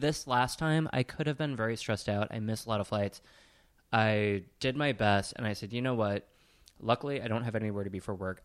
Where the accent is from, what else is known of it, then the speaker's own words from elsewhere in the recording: Sheboygan, Wisconsin, United States; I am from Sheboygan